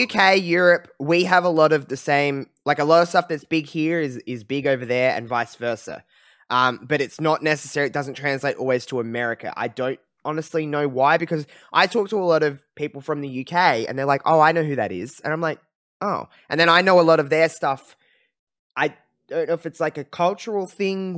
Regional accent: Australia; as an Australian

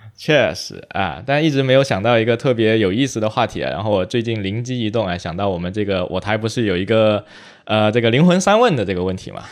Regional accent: China; 我们在中国长大

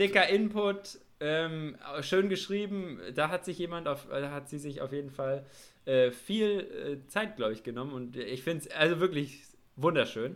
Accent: Nuremberg metropolitan area, Bavaria, Germany; wir sind ja beide hier in dem Großraum Nürnberg aufgewachsen

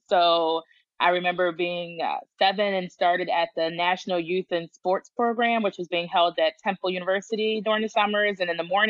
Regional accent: Philadelphia, Pennsylvania, United States; now in Georgia, United States; I grew up in Philly

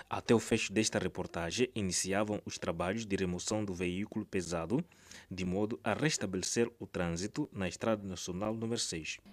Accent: Zimbabwe; lá no meu país Zimbábue

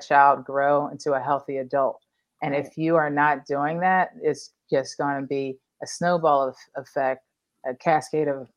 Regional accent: Philadelphia, Pennsylvania, United States; growing up in the Northeast in Philly

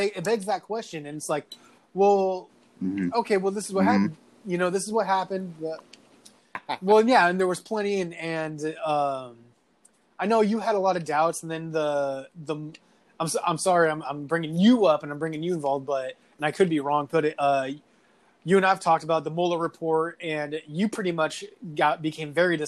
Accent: United States; I am Armenian American

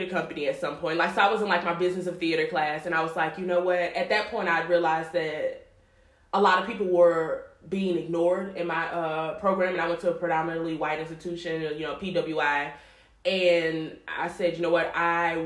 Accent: Baton Rouge, Louisiana, United States; moved away as an adult; now in Chicago, United States; I'm from Baton Rouge, Louisiana.

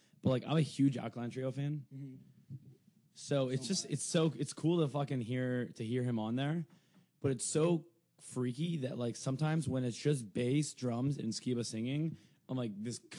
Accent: Toronto, Ontario, Canada; I grew up in Toronto.

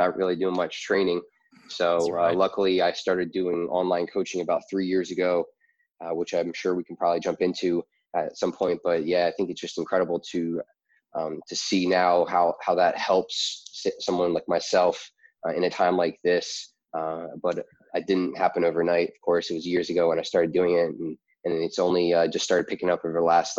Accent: outside of Philadelphia, Pennsylvania, United States; moved away as an adult; also born or lived in Delaware / Florida / New York City; I was born and raised in outside of Philadelphia

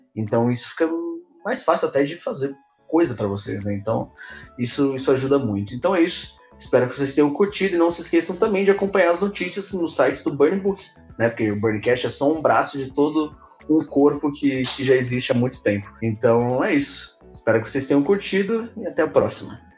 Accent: São Paulo, Brazil; a gente é de São Paulo

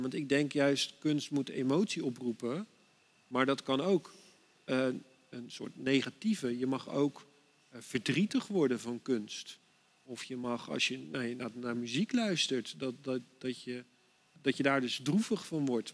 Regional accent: Dordrecht, South Holland, Netherlands; Ik ben hier geboren in Dordrecht

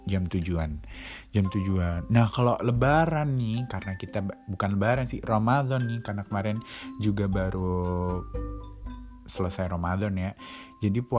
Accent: Indonesia; kita nih orang Indo yang di sini kita mandi sehari dua kali

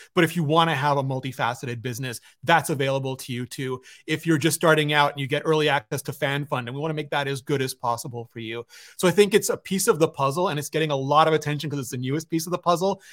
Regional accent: Canada; I'm Canadian

